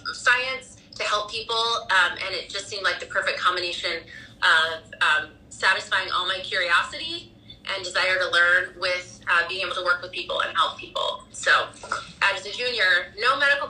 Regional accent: Idaho, United States; also born or lived in Hawaii; now in Salt Lake City, United States; I grew up in Idaho

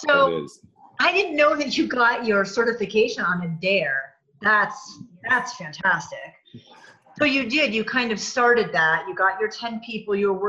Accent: New England, United States; I'm from New England also, and you and I don't have much of an accent.

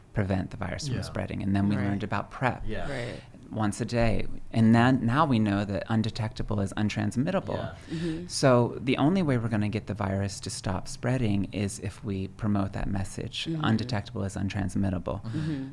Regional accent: Pennsylvania, United States; moved away; also born or lived in Dallas, Texas / New York; I grew up in a tiny little village in southern central Pennsylvania.

